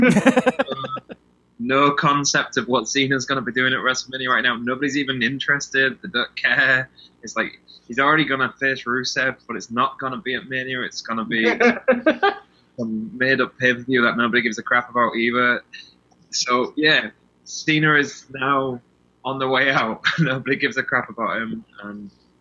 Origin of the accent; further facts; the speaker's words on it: England, United Kingdom; I'm English, not Scottish